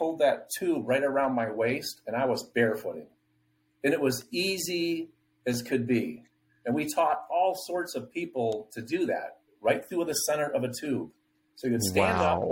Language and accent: English; Michigan, United States; I hail from Michigan